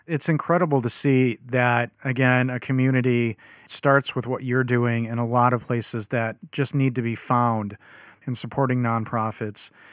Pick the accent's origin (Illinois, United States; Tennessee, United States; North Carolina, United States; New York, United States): Illinois, United States; Chicago; as a Chicagoan, 'cause that's where I'm from